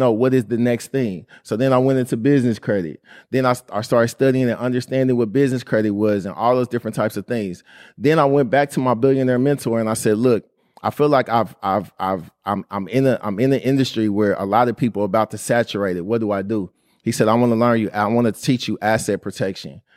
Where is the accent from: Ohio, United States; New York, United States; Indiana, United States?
Indiana, United States; Indianapolis; growing up in Indianapolis